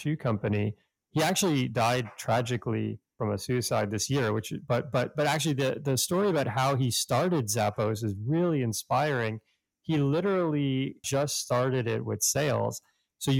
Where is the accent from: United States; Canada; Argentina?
Canada; growing up in Canada